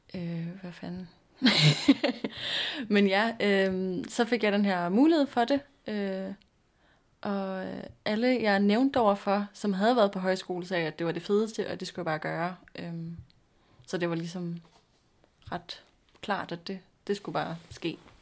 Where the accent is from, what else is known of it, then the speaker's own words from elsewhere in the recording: Nakskov, Zealand, Denmark; now in Copenhagen, Denmark; jeg er 23 år gammel. Øhm, og jeg kommer fra Nakskov på Lolland, øh, men bor også i København nu